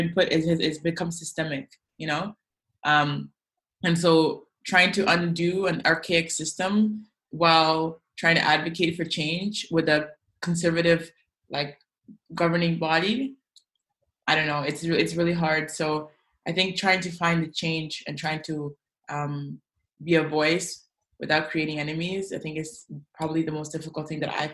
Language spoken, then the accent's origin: English; South Sudan; I come from South Sudan